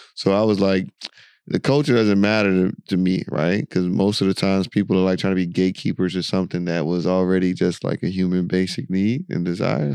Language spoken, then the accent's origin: English; United States; moved away as an adult; now in United Arab Emirates; the America you and I grew up in and lived